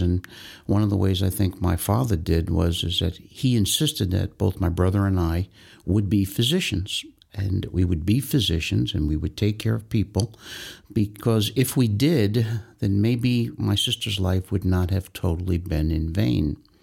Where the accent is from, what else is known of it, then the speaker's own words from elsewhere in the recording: Tarrytown, New York, United States; I'm born and raised in Tarrytown, New York. I've been there my whole life.